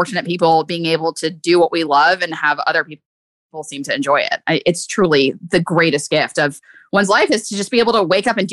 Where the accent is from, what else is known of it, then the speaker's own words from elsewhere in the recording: North Carolina, United States; moved away as an adult; also born or lived in San Francisco, California; now in Nashville, United States; I grew up in North Carolina